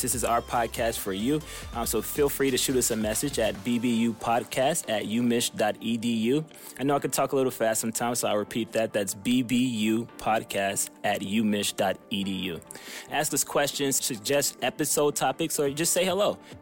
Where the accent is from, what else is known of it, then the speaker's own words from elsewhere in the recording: Wilmington, North Carolina, United States; moved away as an adult; also born or lived in New York / Houston; now in Ann Arbor, United States; Pretty much grew up in North Carolina